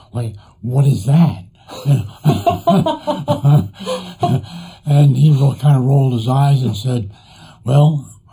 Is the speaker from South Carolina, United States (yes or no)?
no; New Jersey, United States; also born or lived in Brooklyn, New York; I grew up in New Jersey